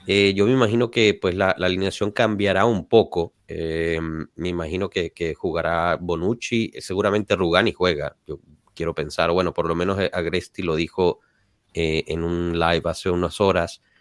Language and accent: Spanish; Turin, Piedmont, Italy; Torino, Torino.